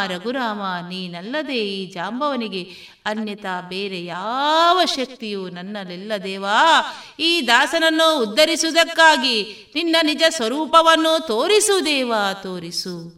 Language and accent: Kannada; Shankaranarayana, Karnataka, India; moved away as an adult; also born or lived in Shivamogga; now in Puttur, India; ನಾನು ಹುಟ್ಟಿದ್ದು ಕುಂದಾಪುರದ ಶಂಕರ್ ನಾರಾಯಣ ಎನ್ನುವಂತ ಪುಟ್ಟಹಳ್ಳಿಯಲ್ಲಿ